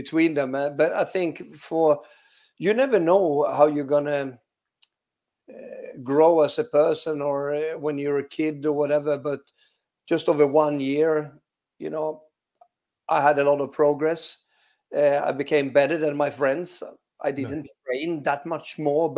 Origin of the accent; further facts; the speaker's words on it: Västerås, Västmanland, Sweden; accent: Swedish; English is a second language; moved away as an adult; also born or lived in Leicester; I grew up there in Vasterås, same as Victor Lindelöf